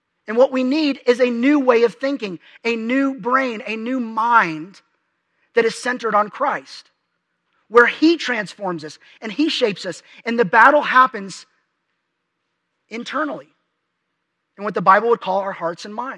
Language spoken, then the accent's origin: English; Dallas, Texas, United States; moved away as an adult; also born or lived in Lubbock, Texas; My parents have lived in the same house since I was 3